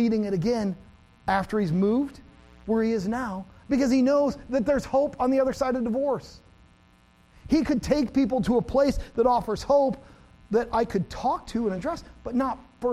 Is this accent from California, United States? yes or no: no; America's Dairyland, Wisconsin, United States; I grew up in America's Dairyland.